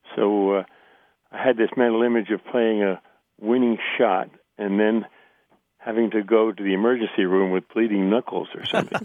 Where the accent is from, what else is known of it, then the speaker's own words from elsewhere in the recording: Carmel, New York, United States; I am from Carmel, New York, in New York's beautiful Hudson Valley.